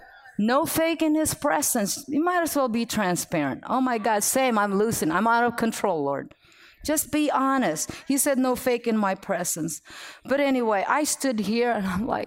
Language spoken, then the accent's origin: English; Philippines; moved away; I'm Filipino